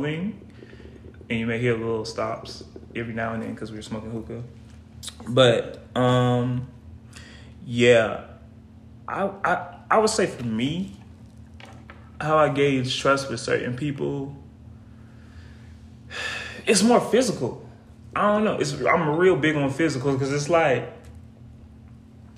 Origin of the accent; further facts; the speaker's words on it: United States; accent: Geechee; in my natural everyday life in my hometown, I'm talking Geechee.